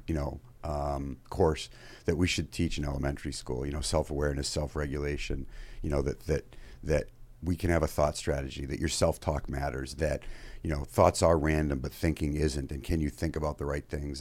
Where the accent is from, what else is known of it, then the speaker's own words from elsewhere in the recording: Maine, United States; moved away as an adult; also born or lived in Fairfield, Connecticut; I grew up in Maine